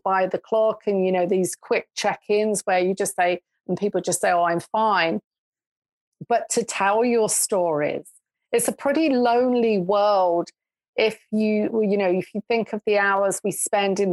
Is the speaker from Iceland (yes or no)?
no; England, United Kingdom; moved away as an adult; now in Canada; they knew that I grew up in England. They could tell by my accent